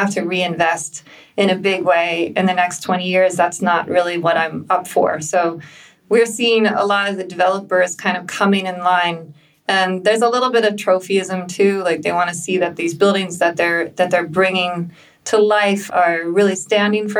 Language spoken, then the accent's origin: English; United States; moved away as an adult; also born or lived in London, United Kingdom; now in Berlin, Germany; I'm American.